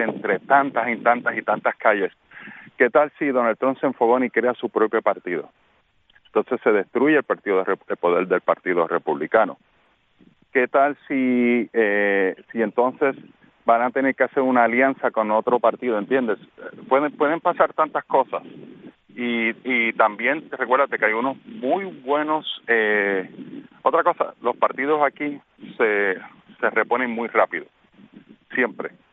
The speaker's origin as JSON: {"language": "Spanish", "country": "Puerto Rico", "moved": "yes", "lives_now": "Florida, United States", "said": "como buen puertorriqueño"}